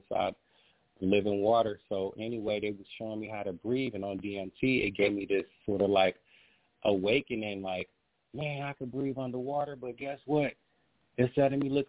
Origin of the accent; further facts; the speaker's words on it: Ohio, United States; I was born in Ohio